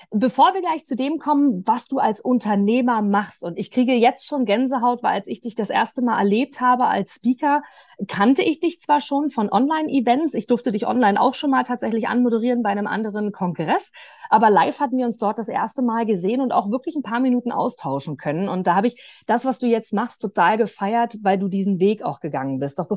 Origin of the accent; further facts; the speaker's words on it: Austria; ich bin in der Nähe von Wien aufgewachsen, meine Familie lebt dort